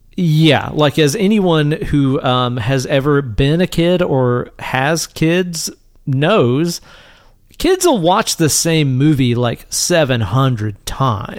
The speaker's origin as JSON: {"language": "English", "region": "East Tennessee", "country": "United States", "tie": "born or raised there", "said": "when we were kids growing up in East Tennessee"}